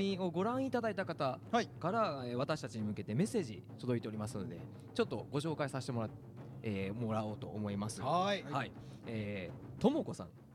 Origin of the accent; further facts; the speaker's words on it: Osaka, Japan; 僕大阪出身ですけど